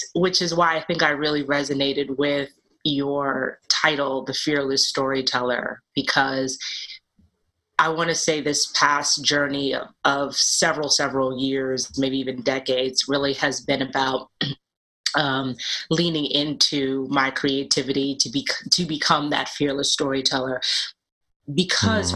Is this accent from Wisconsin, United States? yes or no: no; New York City, New York, United States; I grew up in Brooklyn in Bed-Stuy, uh, back when it was called Do or Die Bed-Stuy.